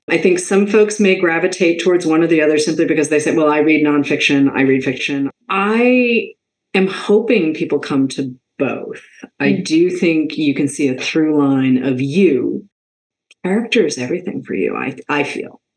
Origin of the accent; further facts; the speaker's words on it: Boston, Massachusetts, United States; I was raised in Boston